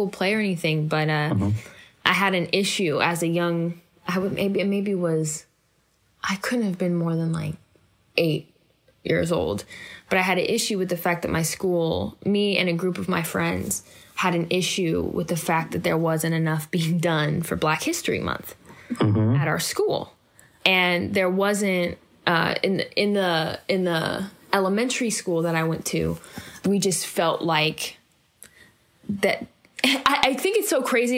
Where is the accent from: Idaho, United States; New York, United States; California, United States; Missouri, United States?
California, United States; Oakland; I was born and raised in Oakland, California